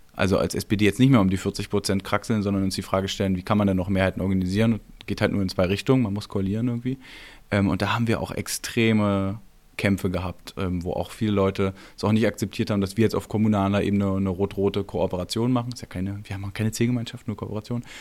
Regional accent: East Germany, Germany; da bin ich auch Ossi durch und durch

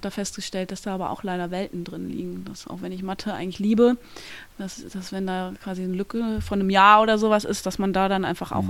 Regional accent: surroundings of Cologne, North Rhine-Westphalia, Germany; ich komme aus dem Umland von Köln, bin da groß geworden, habe mein ganzes Leben dort verbracht

